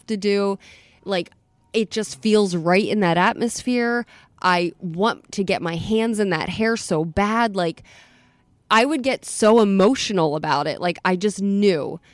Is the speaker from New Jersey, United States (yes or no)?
yes; Atlantic City, New Jersey, United States; also born or lived in Philadelphia / Munich; now in Florida, United States; I'm from Atlantic City. I grew up in Atlantic City.